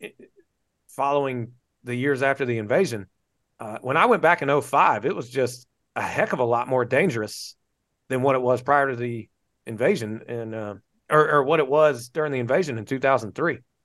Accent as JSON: {"language": "English", "region": "North Carolina", "country": "United States", "tie": "born or raised there", "moved": "as an adult", "lives_now": "Florida, United States", "said": "I'm from North Carolina, born and raised in North Carolina"}